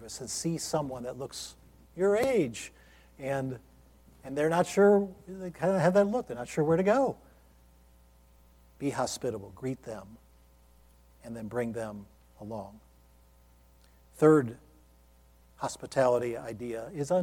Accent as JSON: {"language": "English", "region": "Ohio", "country": "United States", "tie": "born or raised there", "moved": "yes", "lives_now": "Lynchburg, Virginia, United States", "said": "this church in my hometown, where I grew up unsaved"}